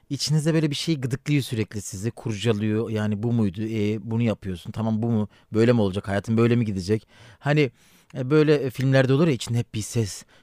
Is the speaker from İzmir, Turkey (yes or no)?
no; Elazığ, Elazığ Province, Turkey; Ben Elazığlıyım, eşim Bartınlı.